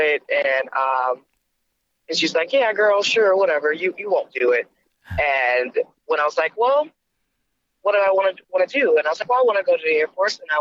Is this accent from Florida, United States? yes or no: yes; Clearwater, Florida, United States; I'm from Clearwater, Florida